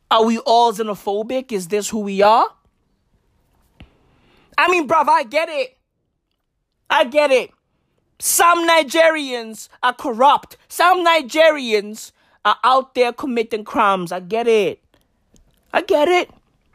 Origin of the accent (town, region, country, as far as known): South Africa